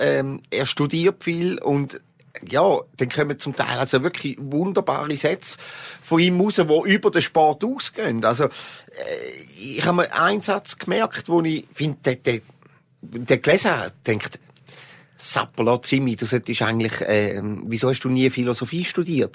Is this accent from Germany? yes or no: no; Switzerland; für mich als Appenzeller